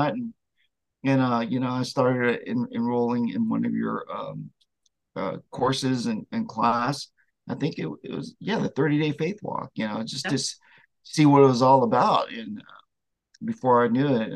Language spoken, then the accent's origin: English; Vietnam; I was born in Vietnam during the Vietnam War, and I'm one of the Amerasian babies